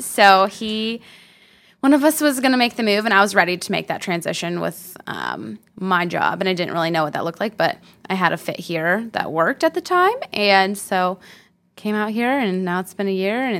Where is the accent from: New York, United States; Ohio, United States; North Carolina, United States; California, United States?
Ohio, United States; Orrville; I'm from Northeast Ohio, so your Smucker's jelly or your Jif peanut butter in your cabinet. That's my hometown of Oroville.